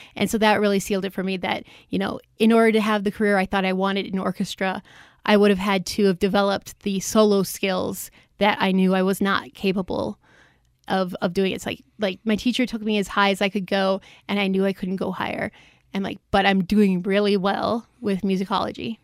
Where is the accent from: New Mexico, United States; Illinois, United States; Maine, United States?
Illinois, United States; Chicago; moved away; I'm from the Chicago area originally, and when I was growing up, there were two classical stations